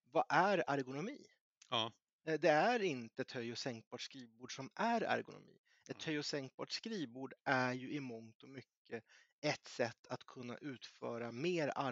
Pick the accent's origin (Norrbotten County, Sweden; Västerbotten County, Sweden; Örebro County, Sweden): Örebro County, Sweden; Närke; jag är närking